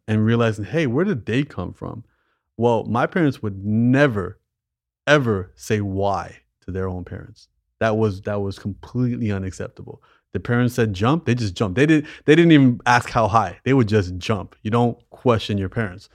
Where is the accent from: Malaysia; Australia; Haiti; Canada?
Canada; I was born in Canada. My parents weren't